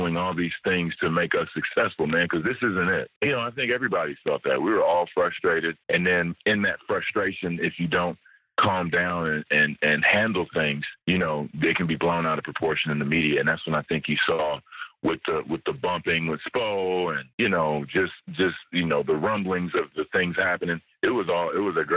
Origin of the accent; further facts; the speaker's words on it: United States; moved away as an adult; I'm an American living in another country.